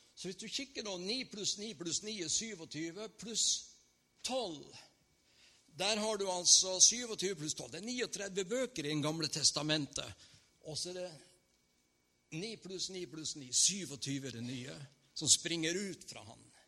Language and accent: Norwegian; Northern Norway, Norway